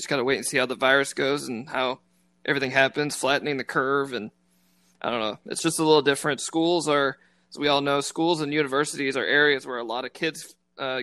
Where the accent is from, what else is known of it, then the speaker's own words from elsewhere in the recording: Keller, Texas, United States; also born or lived in Watauga, Texas; I grew up in Keller, so I was actually in Watauga, and we went to Keller Central.